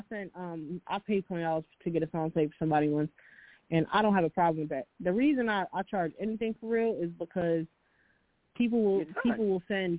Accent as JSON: {"language": "English", "area": "near Philadelphia", "region": "Pennsylvania", "country": "United States", "tie": "born or raised there", "moved": "yes", "lives_now": "Los Angeles, United States", "said": "But I'm from here, but I grew up near Philly, about 40 minutes outside of Philly or whatever."}